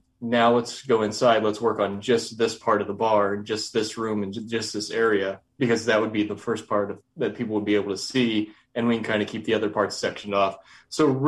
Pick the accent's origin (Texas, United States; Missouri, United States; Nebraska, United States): Missouri, United States; Kansas City; moved away as an adult; now in El Paso, United States; I'm originally from Kansas City